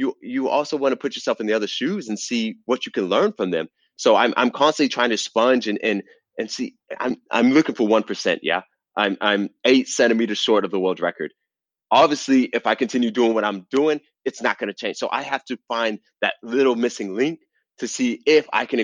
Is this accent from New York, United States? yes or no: no; Atlanta, Georgia, United States; I'm from Atlanta, Georgia